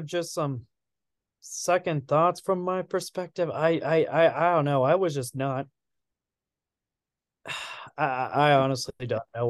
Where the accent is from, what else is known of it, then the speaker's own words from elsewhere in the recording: Manhattan, Kansas, United States; also born or lived in Lawrence; I was born in Lawrence. It was so bad. Then, in about a month later, we moved to We moved to Manhattan 30 days later.